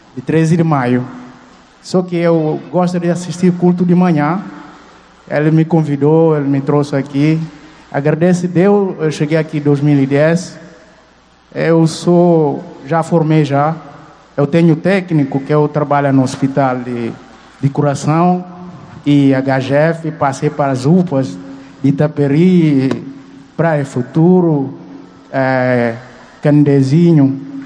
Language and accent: Portuguese; Guinea-Bissau; moved away as an adult; now in Fortaleza, Brazil; sou estudante de Guiné-Bissau.